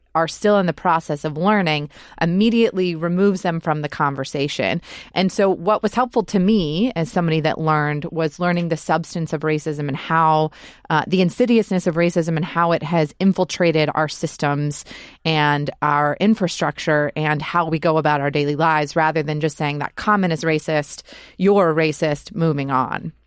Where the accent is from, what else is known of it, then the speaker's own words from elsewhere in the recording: Georgia, United States; I grew up in Georgia in predominantly white schools